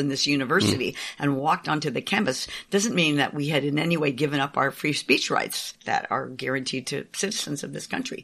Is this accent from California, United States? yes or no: yes; San Francisco, California, United States; I grew up in San Francisco and had liberal parents.